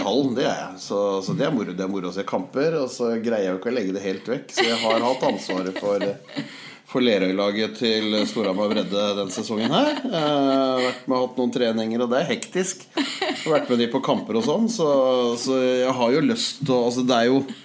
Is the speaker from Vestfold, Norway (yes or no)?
yes; Holmestrand, Vestfold, Norway; moved away; also born or lived in Hamar; Jeg er født og vokst i Holmestrand